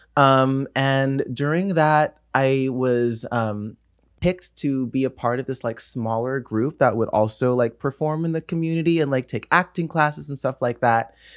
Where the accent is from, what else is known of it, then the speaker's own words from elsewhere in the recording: Los Angeles, California, United States; also born or lived in New York; I'm born and raised in Los Angeles, California.